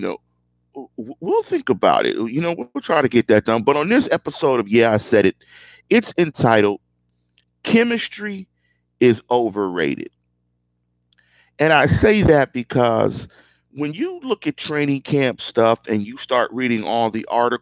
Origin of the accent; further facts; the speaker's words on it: Pittsburgh, Pennsylvania, United States; I'm from Pittsburgh